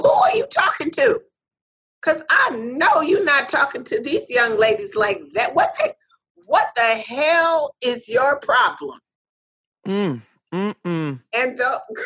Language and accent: English; United States; I'm coming from America